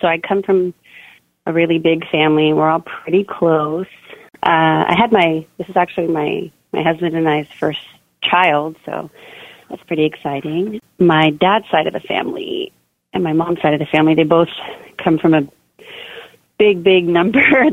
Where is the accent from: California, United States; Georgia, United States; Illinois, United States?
California, United States; Bay Area; I grew up in the Bay Area. Right now, my husband and I live in Castro Valley